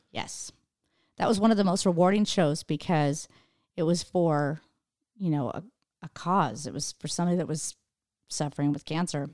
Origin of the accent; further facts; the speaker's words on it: Idaho, United States; now in California, United States; I'm from Idaho